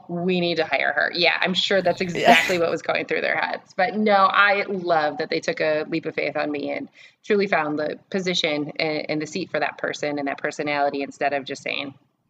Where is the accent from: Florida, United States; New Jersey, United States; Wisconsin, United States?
Wisconsin, United States; Lake Geneva; I come from a landscaping family. I grew up in Lake Geneva. We had my dad still owns a landscaping company.